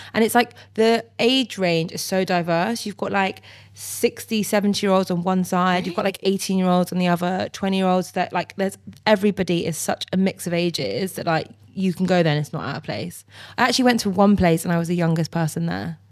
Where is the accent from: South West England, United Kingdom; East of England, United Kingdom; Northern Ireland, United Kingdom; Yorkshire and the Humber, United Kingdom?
South West England, United Kingdom; Bristol; I'm from Bristol and we do love a good party